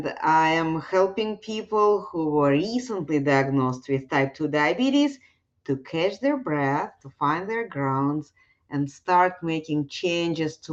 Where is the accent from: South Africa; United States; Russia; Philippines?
Russia; moved away; I was growing up in Russia